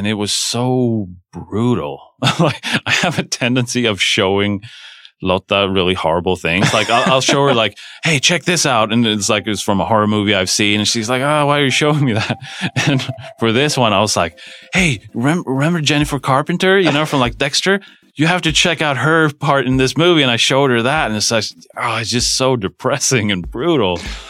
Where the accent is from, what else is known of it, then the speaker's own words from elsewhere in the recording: Sweden; moved away; I'm from Sweden, but I've never shot there